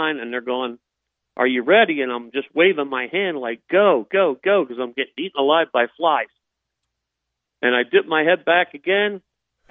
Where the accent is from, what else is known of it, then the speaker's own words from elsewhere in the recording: New Jersey, United States; also born or lived in Philadelphia, Pennsylvania; I was born in Philly and raised in South Jersey